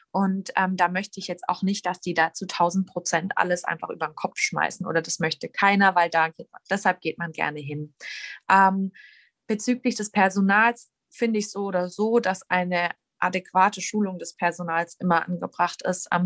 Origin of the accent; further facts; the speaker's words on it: Baden-Württemberg, Germany; Ich wurde ja schon als Schwäbin angekündigt